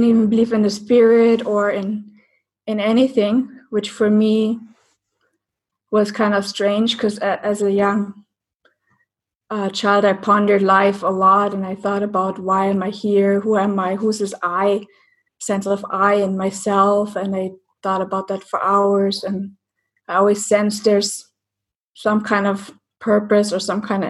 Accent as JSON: {"language": "English", "region": "East Germany", "country": "Germany", "tie": "born or raised there", "said": "I grew up in East Germany"}